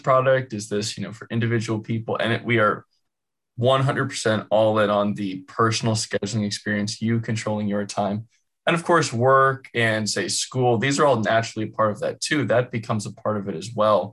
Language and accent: English; California, United States; I'm from California, born and raised